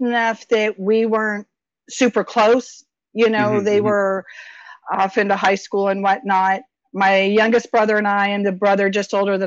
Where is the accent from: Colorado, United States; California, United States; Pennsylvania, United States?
California, United States; Stockton area, the Valley; I was born in Southern California, moved up to Stockton area, raised throughout the valley